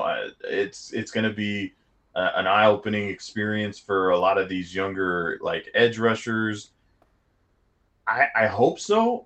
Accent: Southern California, United States; growing up in SoCal

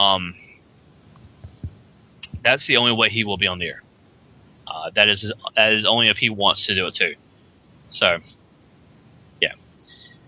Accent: Kinston, United States; moved away; I'm going to Kinston. I'm going home, back to my hometown

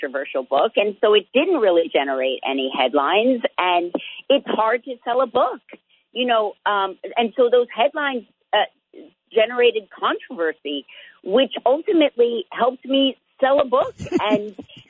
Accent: New Jersey, United States; We're from neighboring hometowns

